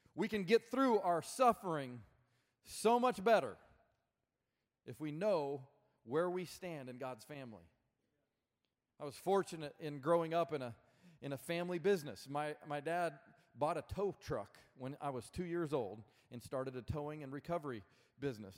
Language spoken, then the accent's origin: English; Colorado Springs, Colorado, United States; moved away as an adult; now in Birmingham, United States; I'm actually originally from Colorado, uh, grew up in Colorado Springs, Colorado, and then moved to Birmingham